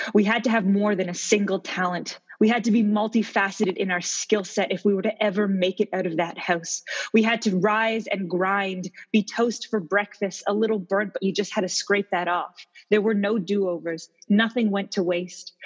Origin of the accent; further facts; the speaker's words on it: Halifax, Nova Scotia, Canada; I am from Halifax, Nova Scotia